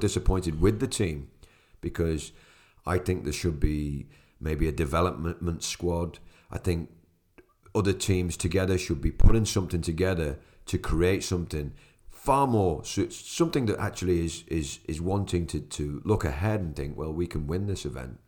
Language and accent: English; Ireland; as an Irishman